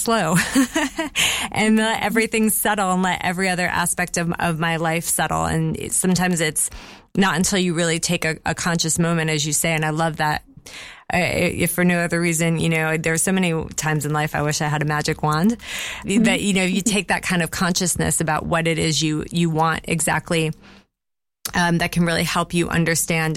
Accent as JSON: {"language": "English", "country": "United States", "moved": "yes", "lives_now": "Bath, United Kingdom", "said": "I'm American"}